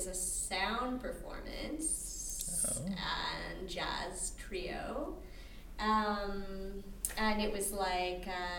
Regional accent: Alberta, Canada; now in Chicago, United States

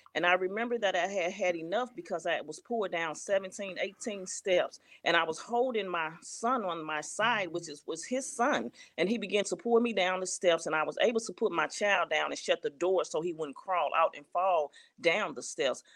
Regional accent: St. Louis, Missouri, United States; I'm from Saint Louis, Missouri.

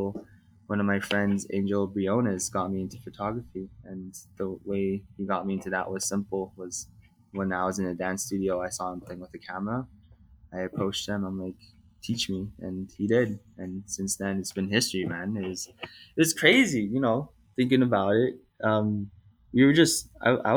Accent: Calgary, Alberta, Canada; I was born and raised here in Calgary, Canada

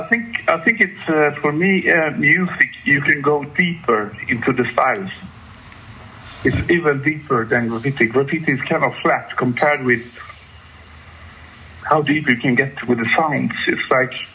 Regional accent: Gothenburg, Västra Götaland, Sweden; I come from Gothenburg, the second city

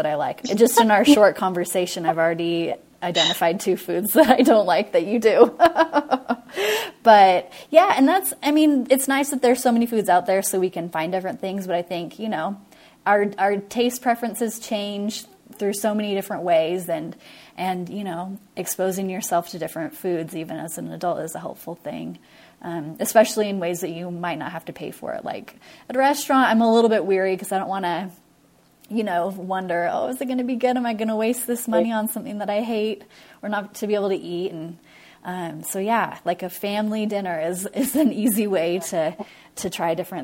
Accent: Washington, United States; now in Utah, United States; I grew up in Washington State

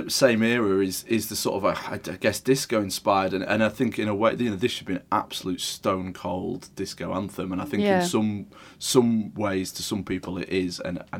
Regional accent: Wakefield, Yorkshire and the Humber, United Kingdom; also born or lived in Leeds; And then I grew up in Wakefield, but of course it was the 110 bus up to Leeds every opportunity, basically. And then when I was 18 and I moved out, I moved up to Leeds properly.

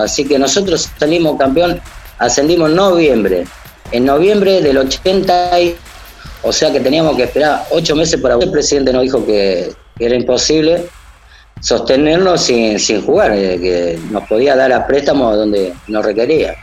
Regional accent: Rosario, Santa Fe, Argentina; Yo me crié acá en Rosario Central, soy de Rosario

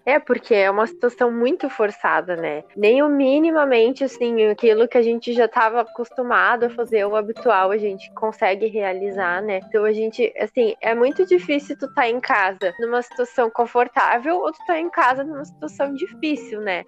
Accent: Brazil; nós, como brasileiros

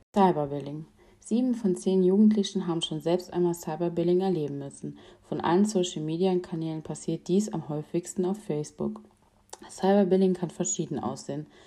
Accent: Mettendorf, Rhineland-Palatinate, Germany; ich komme aus Mettendorf.

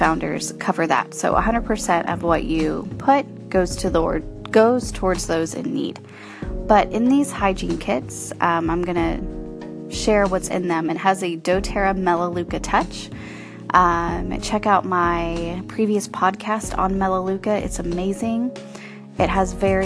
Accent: Corpus Christi, Texas, United States; I am from Corpus Christi and surrounding

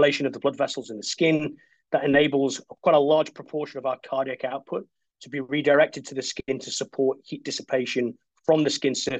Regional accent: Wales, United Kingdom; moved away as an adult; also born or lived in Canada / East Midlands; now in Australia; I'm originally from Wales and it rains a lot there.

